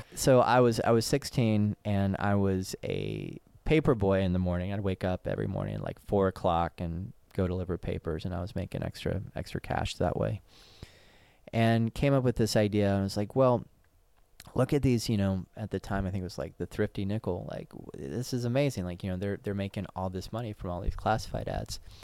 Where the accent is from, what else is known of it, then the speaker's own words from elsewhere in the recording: Knoxville, Tennessee, United States; moved away as an adult; also born or lived in San Francisco; Knoxville, Tennessee, my hometown